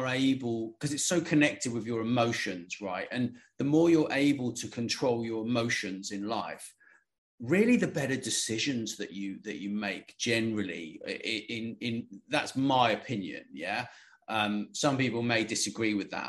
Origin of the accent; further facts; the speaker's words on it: United Kingdom; I'm British